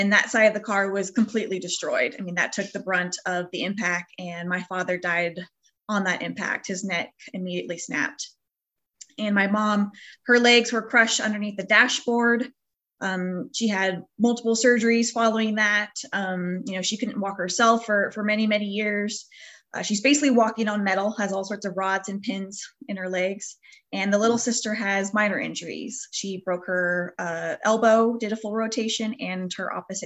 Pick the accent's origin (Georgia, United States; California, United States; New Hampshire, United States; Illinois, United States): California, United States; Northern; We're from the Northern California area.